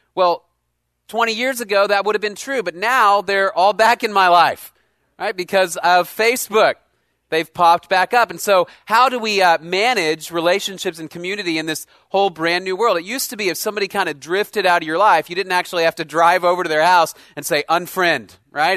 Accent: Dallas, Texas, United States; I grew up in Dallas

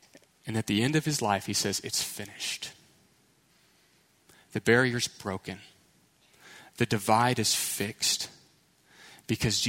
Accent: Houston, Texas, United States; I was from Houston, right? So city slickers, suburbs, never hiked a mountain

